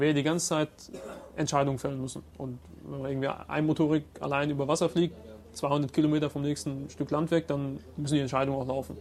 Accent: Germany; Ich selbst bin Deutscher und Ägypter

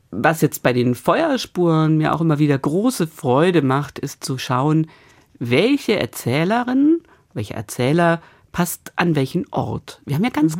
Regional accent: Stuttgart, Baden-Württemberg, Germany; now in Bremen, Germany; in meiner Heimat, in Stuttgart und zwar tatsächlich lustigerweise, ich komme aus Stuttgart-Obertürkheim

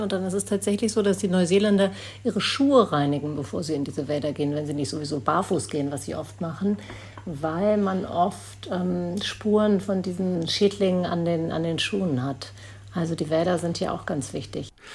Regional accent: Berlin, Germany; moved away as an adult; now in New Zealand; Das ist meine Heimat, da bin ich aufgewachsen

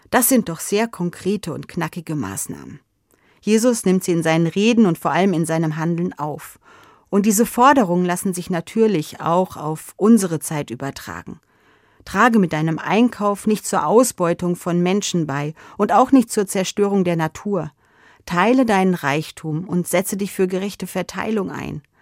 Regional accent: Hesse, Germany; In meiner Kindheit und Jugendzeit war das bei uns in Hessen noch ein gesetzlicher Feiertag.

